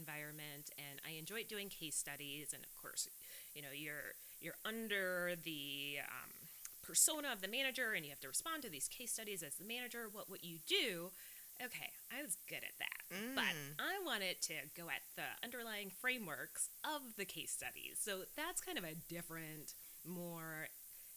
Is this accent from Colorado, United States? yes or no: no; Milwaukee, Wisconsin, United States; accent: California; moved away; Right here in Milwaukee. So I grew up in Sherman Park with a wonderful my mom and my dad and my sister. So I'm a Milwaukee girl